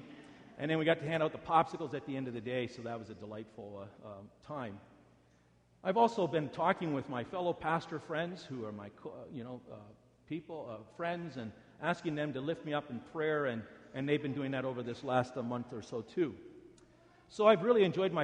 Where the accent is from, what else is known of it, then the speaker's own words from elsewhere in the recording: Canada; also born or lived in United States; I'm a Canadian, but I have an American wife